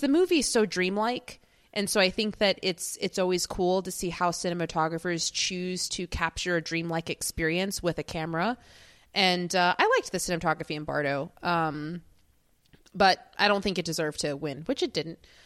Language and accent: English; United States; as an American